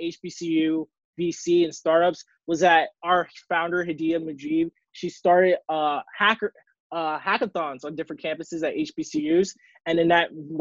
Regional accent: Baltimore, Maryland, United States; I'm from Baltimore, Maryland

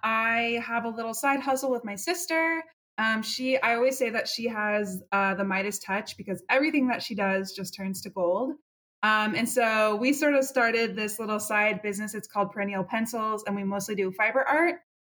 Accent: Portland, Oregon, United States; now in Houston, United States; I'm originally from Portland, Oregon, but I currently live in Houston, Texas. I have a long story of moving all over the place

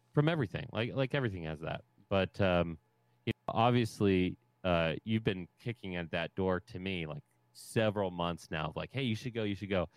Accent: Ohio, United States; I'm from Ohio

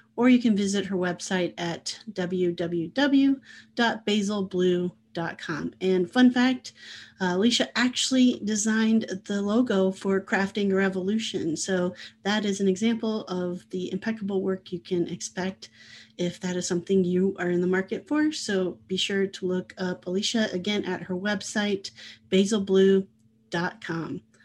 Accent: Midwest, United States; also born or lived in Oceanside, California; now in Iowa, United States; I grew up in the Midwest

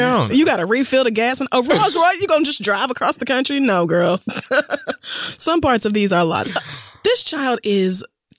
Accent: Bossier City, Louisiana, United States; I was born in Bossier City.

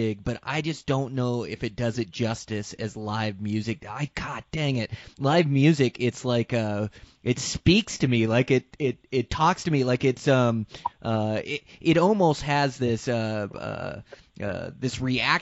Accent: Western Washington, United States; moved away as an adult; I grew up in Western Washington hunting them, and left Western Washington at 19

